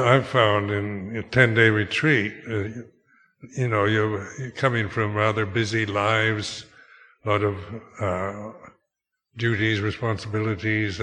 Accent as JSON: {"language": "English", "country": "United States", "also_born_or_lived": "Thailand", "moved": "as an adult", "said": "being American"}